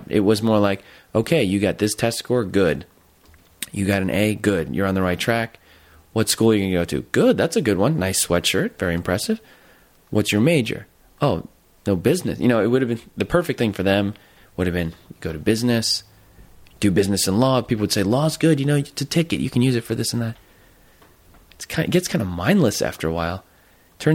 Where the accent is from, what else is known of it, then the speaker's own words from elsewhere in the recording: Jersey Shore, New Jersey, United States; moved away as an adult; I went to this public school. I'm from Jersey Shore